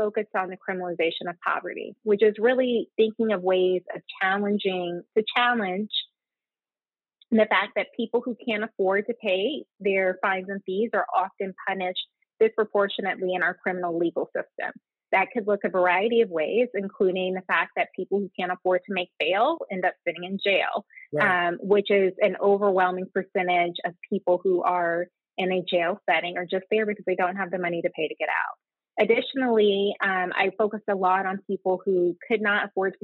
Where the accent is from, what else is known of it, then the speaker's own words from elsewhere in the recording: Little Rock, Arkansas, United States; moved away as an adult; also born or lived in Nashville, Tennessee / Atlanta, Georgia / Cambridge, Massachusetts; I grew up in Little Rock, Arkansas